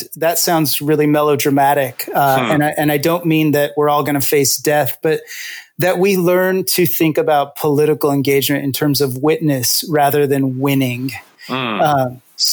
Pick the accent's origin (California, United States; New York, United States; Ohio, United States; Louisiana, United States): California, United States; Visalia; now in Washington, D.C., United States; I was born in Visalia, California. So I got to represent the Central Valley here.